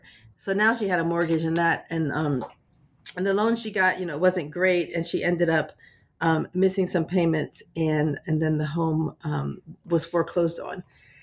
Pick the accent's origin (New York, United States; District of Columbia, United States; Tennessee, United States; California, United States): District of Columbia, United States; Washington; but I live in DC, and I've been coming back to DC for the past few years for research for this book, but I'm also originally from Washington, DC.